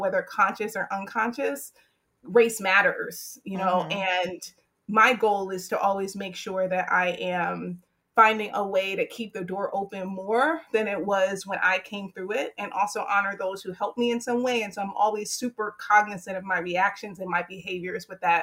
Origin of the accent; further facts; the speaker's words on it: Hampton, Virginia, United States; moved away; also born or lived in White Plains, New York; growing up in Hampton, Virginia, which is a very segregated community